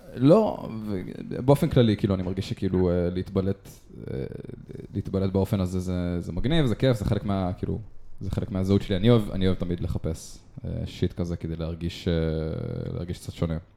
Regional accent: Israel; אנחנו ישראלים

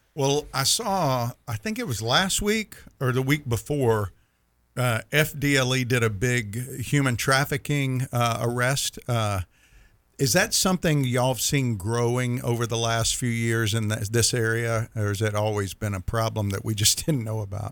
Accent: Mississippi, United States; my wife gives me grief because I'm from Mississippi and I say Thursday, Thursday.

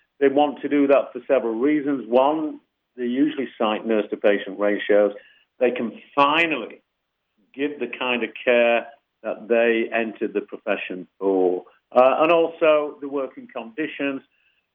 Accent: United Kingdom; now in United States

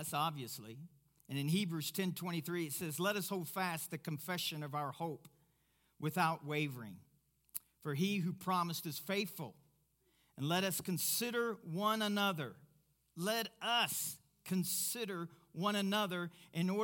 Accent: Kentucky, United States; I'm from Kentucky

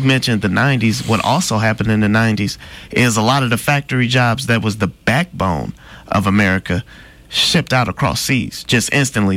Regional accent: Midwest, United States; I'm from the Midwest

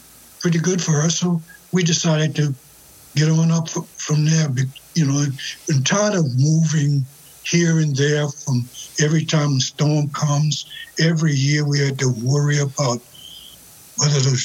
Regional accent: Louisiana, United States; moved away as an adult; also born or lived in New Orleans, Louisiana; now in Minnesota, United States; I'm from a little town about 40 miles west of New Orleans

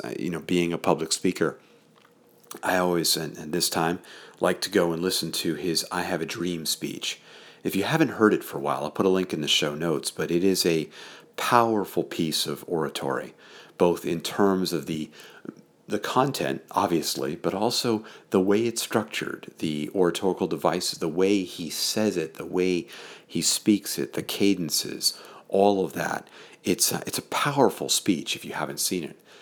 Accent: southern Connecticut, United States; now in Keene, United States; I grew up in southern Connecticut, up here in the north, in the suburbs that were there.

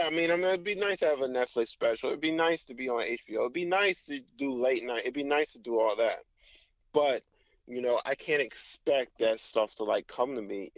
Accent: Tampa, Florida, United States; moved away as an adult; now in Seattle, United States; when I grew up in Tampa, dude, it's like 20 public schools

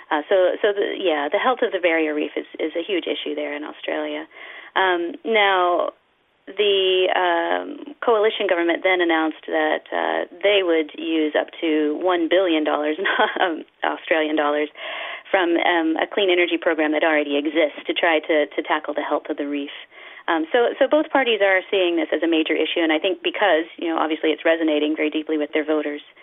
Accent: United States; I'm from the United States

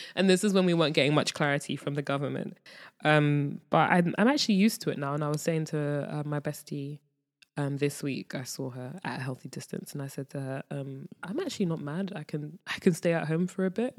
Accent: London, United Kingdom; moved away as an adult; now in Ghana; being born and raised in London, I know what it's like to be in the hood

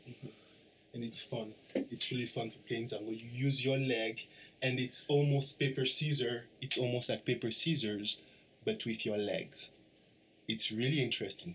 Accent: DR Congo; moved away

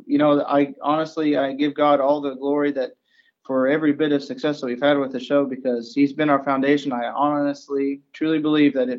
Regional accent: Arkansas, United States; now in Missouri, United States; now I live in Missouri. I was originally from Arkansas

